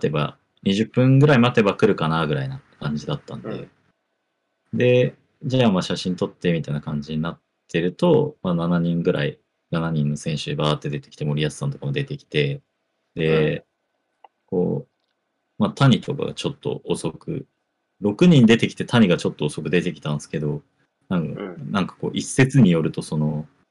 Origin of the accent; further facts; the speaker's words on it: Oita, Japan; 地元大分